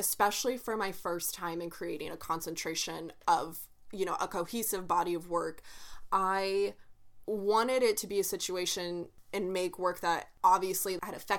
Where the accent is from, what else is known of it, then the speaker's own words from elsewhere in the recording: Oklahoma, United States; Me and Bianca were born and raised in Oklahoma